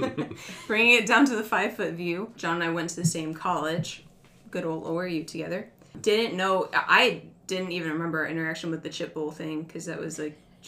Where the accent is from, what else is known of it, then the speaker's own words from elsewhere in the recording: Northeast, United States; we are both from the Northeast